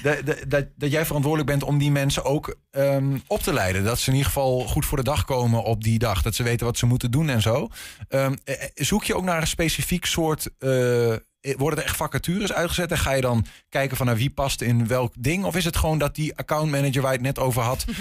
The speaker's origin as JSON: {"language": "Dutch", "town": "Hengelo", "region": "Overijssel", "country": "Netherlands", "said": "bij ons in Twente. In Hengelo"}